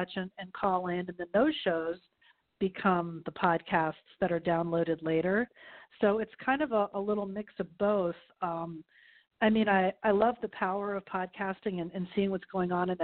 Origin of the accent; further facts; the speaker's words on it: Miami, Florida, United States; moved away as an adult; also born or lived in Texas; my hometown, Miami, Fort Lauderdale area